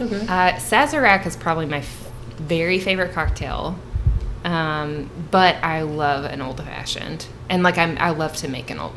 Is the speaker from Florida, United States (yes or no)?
no; Southern Kentucky, United States; I was born and raised in Southern Kentucky.